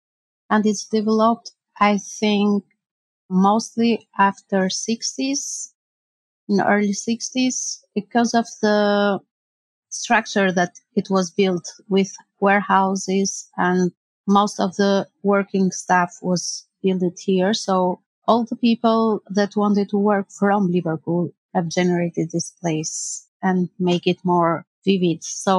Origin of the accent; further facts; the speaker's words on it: Tirana, Albania; English is a second language; moved away as an adult; now in Skelmersdale, United Kingdom; I never moved from my country, and it was difficult to readapt it with a new life.